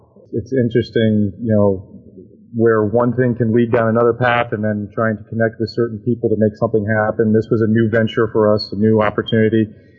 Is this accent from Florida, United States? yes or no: yes; Tampa, Florida, United States; I grew up in Tampa, Florida